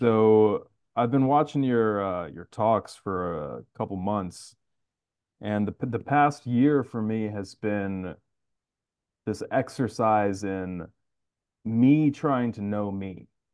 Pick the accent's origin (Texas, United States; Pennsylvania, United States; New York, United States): New York, United States; New York City; I'm actually from Queens